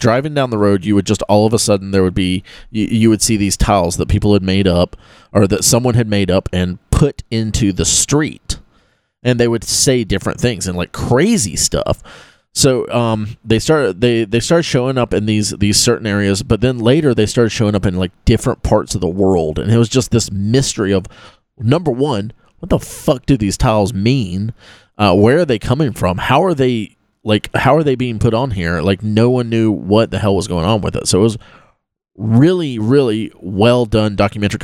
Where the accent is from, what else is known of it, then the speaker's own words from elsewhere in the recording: Live Oak, Florida, United States; also born or lived in Lake City, Florida; me growing up in Live Oak, Florida, which is a tiny town